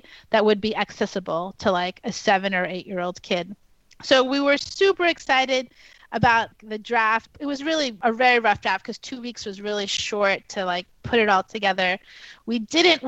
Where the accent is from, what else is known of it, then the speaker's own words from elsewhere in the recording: New York City, New York, United States; I grew up in New York City, and I was actually born at Elmhurst Hospital in the neighborhood of Jackson Heights.